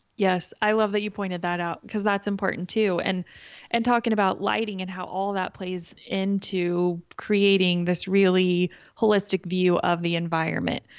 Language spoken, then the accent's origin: English; Kansas, United States; I'm from Kansas